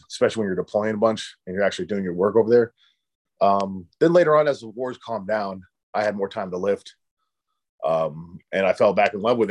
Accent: Pennsylvania, United States; I grew up in Pennsylvania in like a kind of a size small town

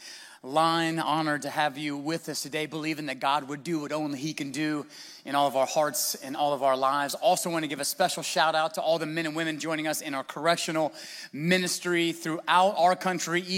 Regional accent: United States; we're American

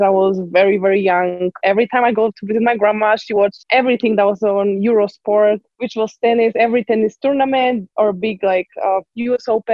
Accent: Poznań, Greater Poland, Poland; English is a second language; moved away as an adult; also born or lived in El Paso, Texas; now in Utah, United States; We have like a river in Poznań in my hometown

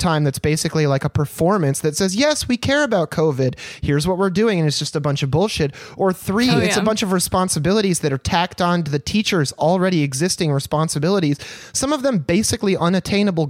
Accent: Michigan, United States; where I grew up in Michigan, in some of the smaller towns around the area

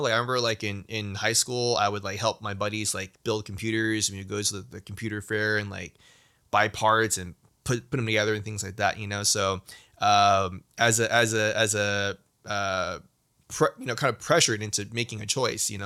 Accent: United States; being Asian American, especially being Chinese American

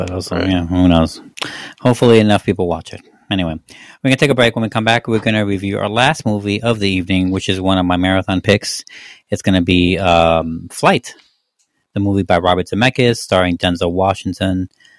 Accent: Mexico; moved away; I don't get a lot of guff for being Mexican.

